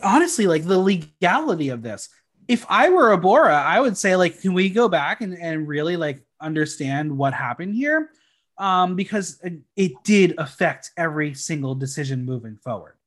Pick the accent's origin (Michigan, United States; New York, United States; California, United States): New York, United States; New York City; us New Yorkers